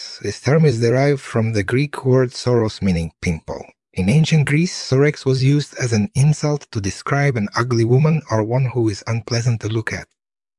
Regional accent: Russia; moved away as an adult; also born or lived in Toronto, Canada; I was born and raised in Russia

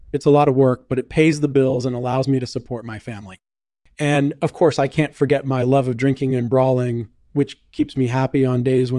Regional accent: Navarre, Spain; Well, I was born and raised in Navarre, a region in the south of Spain.

